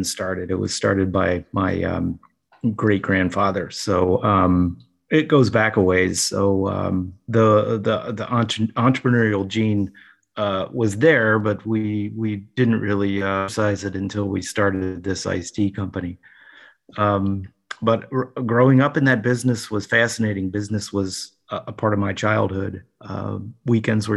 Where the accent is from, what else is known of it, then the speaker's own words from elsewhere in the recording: Cincinnati, Ohio, United States; moved away as an adult; also born or lived in New Jersey; I grew up in Ohio. I was born and raised in Cincinnati